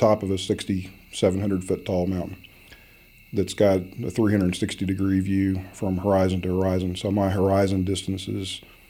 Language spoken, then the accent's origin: English; Midland, Texas, United States; born there; I was born in Midland, Texas, in the heart of the Permian Basin. And I've lived everywhere in Texas that has an Air Force base is one way to look at things.